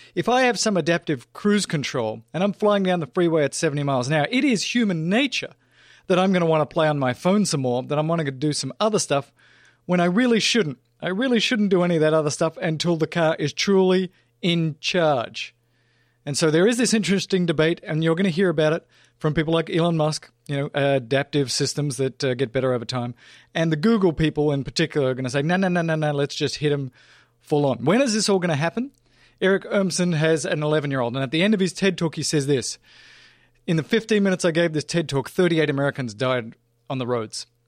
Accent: Australia; moved away; I grew up driving in Australia on the farm, twelve-year-old

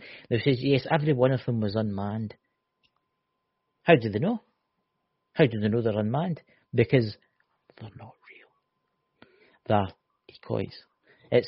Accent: Scotland, United Kingdom; I'm from Scotland

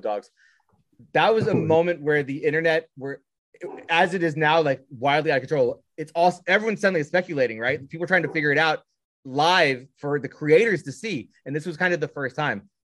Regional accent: Southern Indiana, United States; I'm from Southern Indiana.

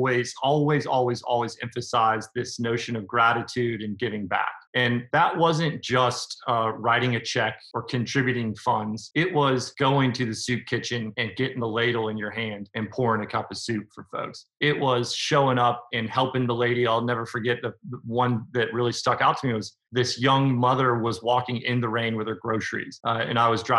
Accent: Nashville, Tennessee, United States; I'm from Nashville, Tennessee.

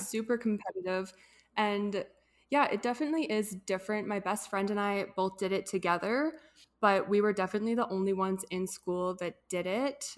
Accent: Edmonton, Alberta, Canada; from Edmonton, Alberta, born and raised here

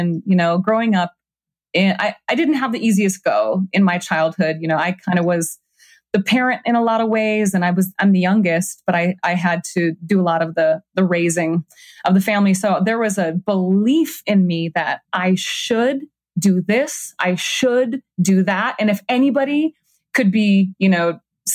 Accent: Minnesota, United States; moved away; also born or lived in New York / Los Angeles; I grew up in Minnesota in nature all the time.

